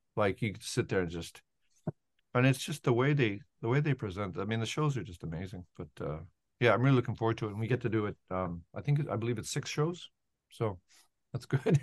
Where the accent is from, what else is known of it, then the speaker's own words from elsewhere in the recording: Edmonton, Alberta, Canada; I grew up in Edmonton, Alberta